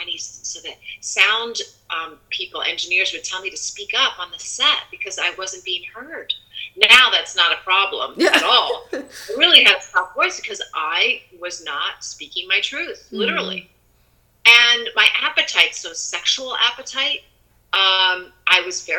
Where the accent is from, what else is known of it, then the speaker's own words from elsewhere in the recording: United States; I already had enough pressure as a girl in growing up in the United States